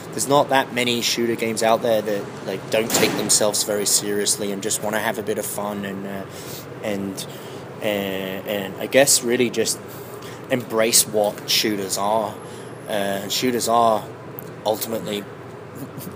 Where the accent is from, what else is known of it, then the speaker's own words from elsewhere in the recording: England, United Kingdom; I'm English